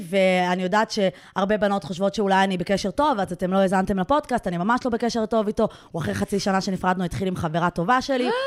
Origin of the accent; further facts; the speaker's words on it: Iran; אנחנו מאיראן, אנחנו לא פרסים.